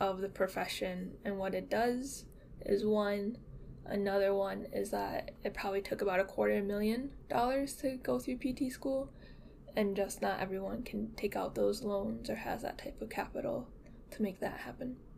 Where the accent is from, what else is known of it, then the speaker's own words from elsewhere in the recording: Michigan, United States; also born or lived in Seoul, South Korea; I was born in Seoul, and then I came over to Michigan when I was 5 months old, and I grew up in a pretty, like, Caucasian area